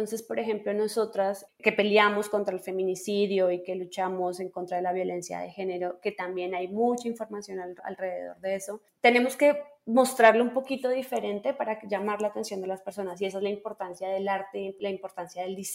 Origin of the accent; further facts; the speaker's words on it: Colombia; now in Mexico; soy diseñadora gráfica, soy colombiana pero vivo en México